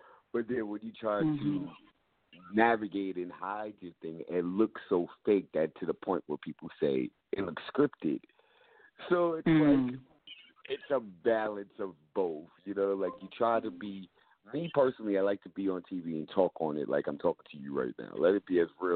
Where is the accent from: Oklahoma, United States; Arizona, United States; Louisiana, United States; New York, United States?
New York, United States; New York City; I'm from the Bronx